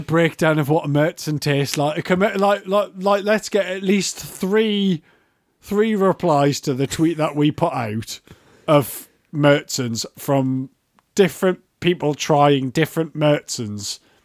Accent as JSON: {"language": "English", "town": "Newcastle upon Tyne", "region": "North East England", "country": "United Kingdom", "said": "I'm from Newcastle and I say Walker"}